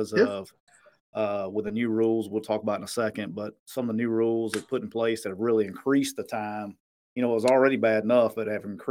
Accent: Anniston, Alabama, United States; I grew up, I'm from Anniston, Alabama

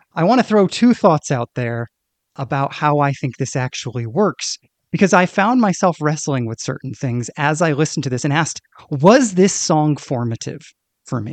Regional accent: Northeast, United States; I grew up in the Northeast

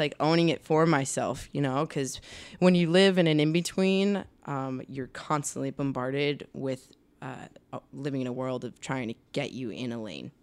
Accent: Rhode Island, United States; moved away as an adult; also born or lived in Boston; now in Los Angeles, United States; I grew up in Rhode Island.

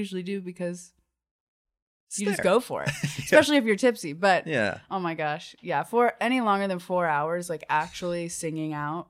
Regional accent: Georgia, United States; I'm not from Athens. Yeah. I'm from just outside of Atlanta.

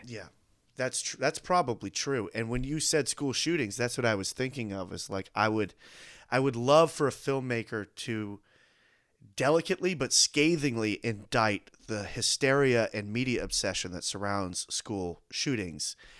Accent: United States

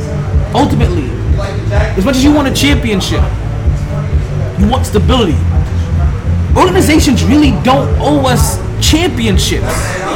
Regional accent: New York, United States; As a New Yorker, right?

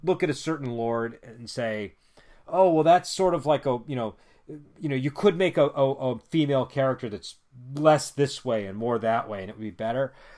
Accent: United States; I'm an American, and I was, grew up in the nineties

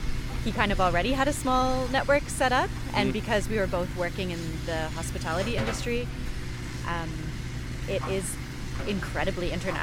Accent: Canada; Yes, I am from Canada. Yeah. I should mention that. So before I moved here

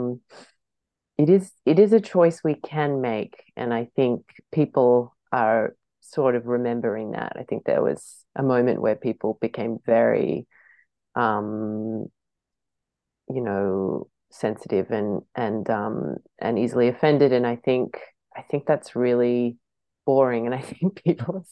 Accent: Australia; being an Australian

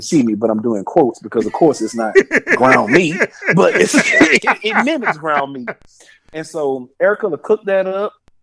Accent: New Orleans, Louisiana, United States; mostly I'm from New Orleans, so I like rice.

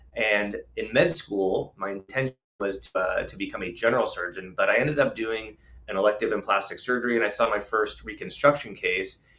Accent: Tustin, California, United States; also born or lived in East Coast; I grew up in Southern California. I grew up in Tustin, inland, just about 15, 20 miles from here

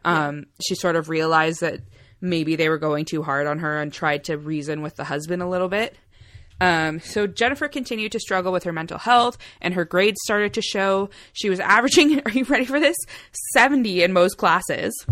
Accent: Canada; we're Canadian as heck

